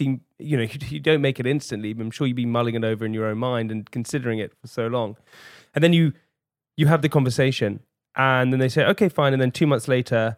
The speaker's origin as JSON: {"language": "English", "region": "London", "country": "United Kingdom", "tie": "born or raised there", "said": "We grew up in London."}